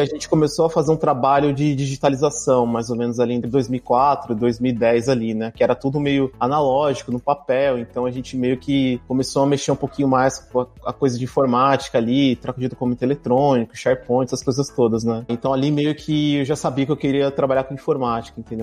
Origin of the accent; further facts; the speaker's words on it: São Paulo, Brazil; moved away as an adult; now in Berlin, Germany; Eu sou de São Paulo, morei quase minha vida inteira em São Paulo, mas hoje eu moro fora do Brasil, moro em Berlim, aqui na Alemanha